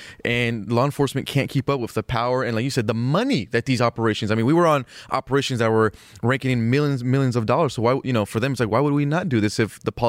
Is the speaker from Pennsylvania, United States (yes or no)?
no; Palmdale, California, United States; my hometown up there in Palmdale.